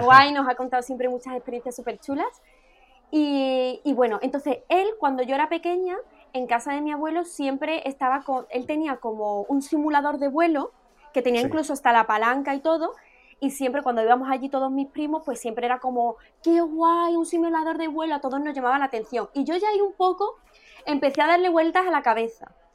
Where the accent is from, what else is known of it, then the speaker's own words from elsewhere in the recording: Écija, Andalusia, Spain; Yo soy de Écija